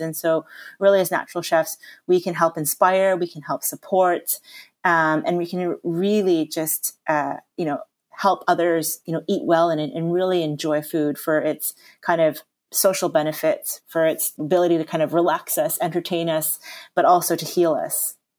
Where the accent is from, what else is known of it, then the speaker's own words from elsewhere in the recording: Canada; now in England; I was born and raised in Canada.